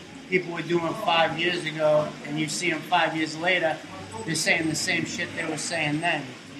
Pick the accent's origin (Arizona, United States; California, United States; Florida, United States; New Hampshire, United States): New Hampshire, United States; Hampton; I'm from Hampton.